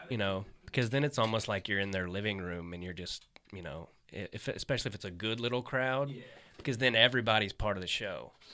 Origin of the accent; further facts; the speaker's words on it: Kansas City, United States; also born or lived in Arkansas; I was born in Arkansas. I lived there when I was a kid, but I mainly grew up in Kansas